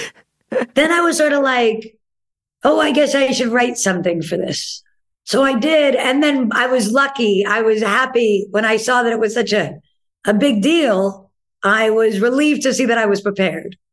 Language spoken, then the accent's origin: English; New York City, New York, United States; there are definite pros of being a New Yorker